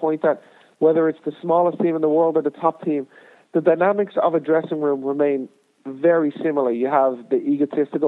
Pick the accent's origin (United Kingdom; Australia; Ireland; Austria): Ireland; moved away as an adult; also born or lived in United States; growing up in Ireland and playing in League of Ireland